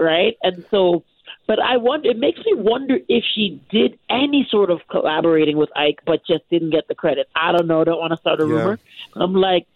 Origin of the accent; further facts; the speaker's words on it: Canada; I'm Canadian. I'm a born and raised Canadian.